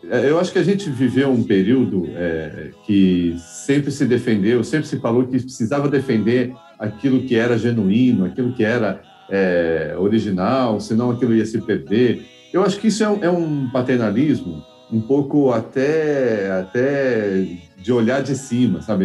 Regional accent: Mogi das Cruzes, São Paulo, Brazil; now in São Paulo, Brazil; eu sou de Mogi das Cruzes aqui em São Paulo

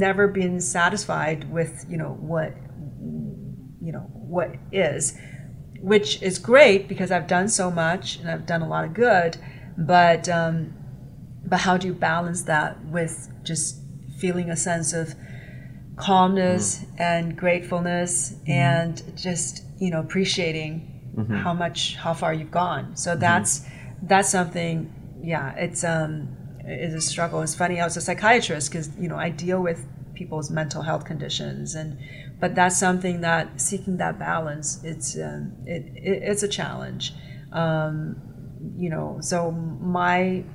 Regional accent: China; moved away as an adult; growing up in Chinese culture, I think, is highly competitive

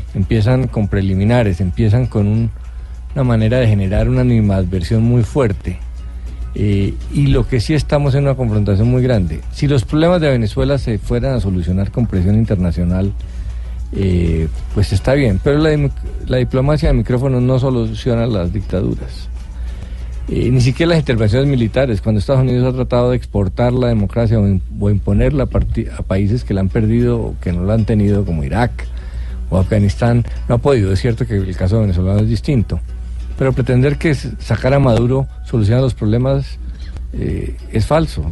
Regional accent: Colombia; somos los colombianos

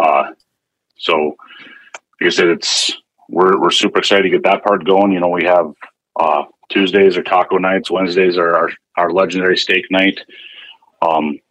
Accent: Hebron, North Dakota, United States; moved away as an adult; now in Fargo, United States; I grew up in Western North Dakota, in Hebron, so 60 miles west of Bismarck.

